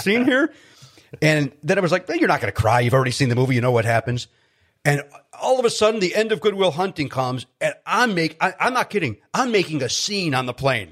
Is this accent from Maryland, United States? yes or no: no; Chicago, Illinois, United States; I grew up in Chicago, where the Chicago Bears were, like, everything